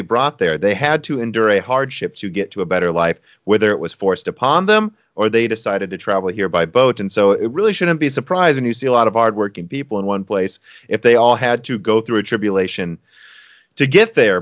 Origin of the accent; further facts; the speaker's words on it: United States; I'm American